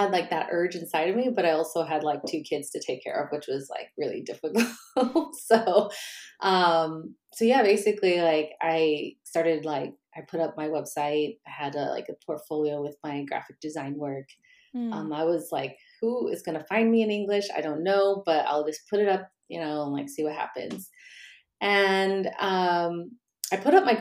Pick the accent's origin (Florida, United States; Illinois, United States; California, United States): Illinois, United States; Normal; moved away as an adult; also born or lived in Chicago, Illinois / Las Vegas, Nevada / Brussels, Belgium; now in Stockholm, Sweden; I'm from Illinois and it's called Normal, Illinois